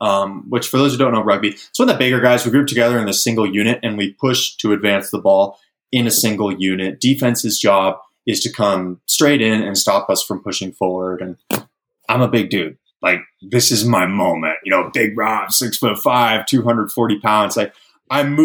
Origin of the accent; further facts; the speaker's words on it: Sacramento, California, United States; I'm from Sacramento, California